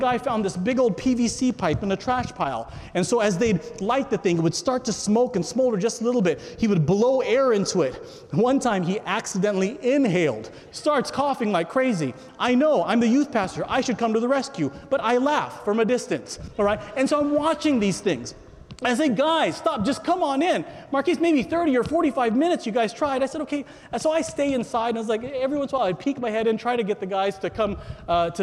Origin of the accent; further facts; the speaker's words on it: California, United States; I'm a native Californian